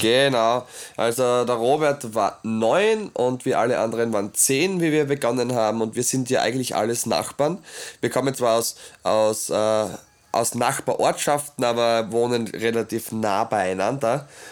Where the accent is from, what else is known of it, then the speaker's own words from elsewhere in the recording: Obergnas, Styria, Austria; ich bin äh, aus Obergnas, ich möchte das schon erzählen, weil ich, ja, das ist halt meine Heimat